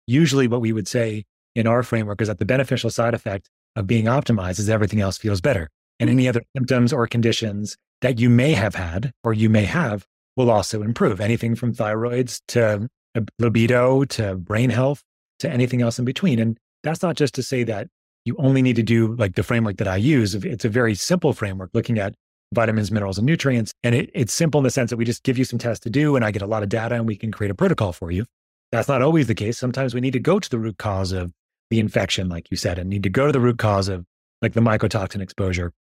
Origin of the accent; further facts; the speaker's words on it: New York, United States; I grew up in New York